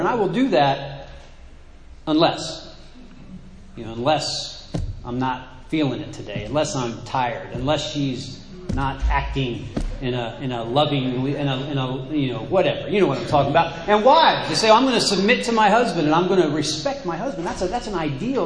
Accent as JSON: {"language": "English", "country": "United States", "said": "in my mind as American"}